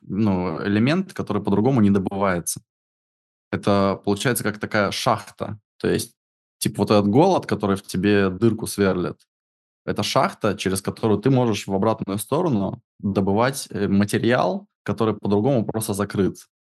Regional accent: Siberia, Russia; я из тех краев, где невозможно это иметь

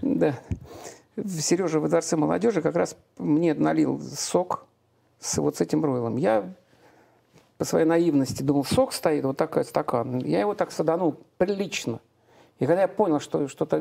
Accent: Saint Petersburg, Russia; born or raised there; now in Domodedovo, Russia

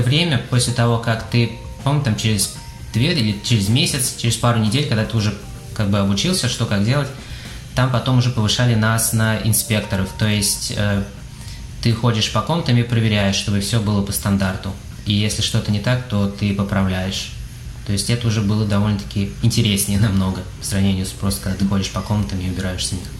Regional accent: Kazan, Tatarstan, Russia; moved away as an adult; now in Houston, United States

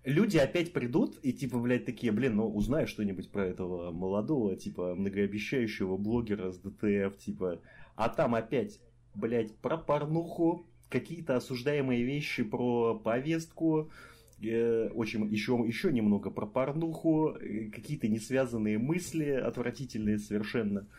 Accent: Rostov-on-Don, Rostov Oblast, Russia; now in Kaliningrad, Russia; Я обычный ростовский парень

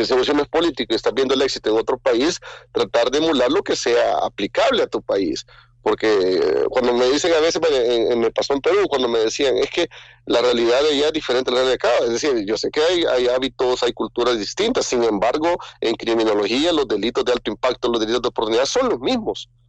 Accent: El Salvador; cuando he viajado como salvadoreño

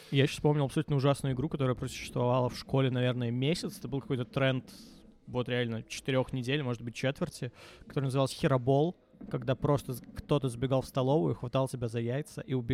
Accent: Baranovichi, Brest Region, Belarus; Именно Барановича.

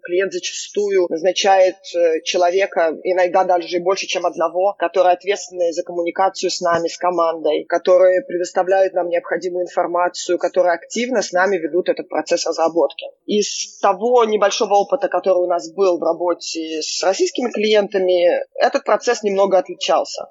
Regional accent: Israel; now in New York, United States; я выросла в Израиле

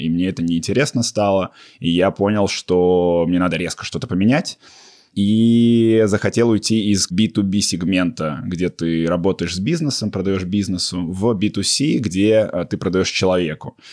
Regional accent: Russia; moved away as an adult; also born or lived in Toronto, Canada; я из России, я жил еще в Торонто

